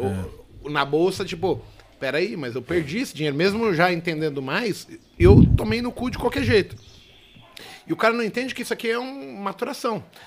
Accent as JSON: {"language": "Portuguese", "region": "São Paulo", "country": "Brazil", "tie": "born or raised there", "said": "Eu nasci no Hospital Vila Nova Cachoeirinha, zona norte de São Paulo"}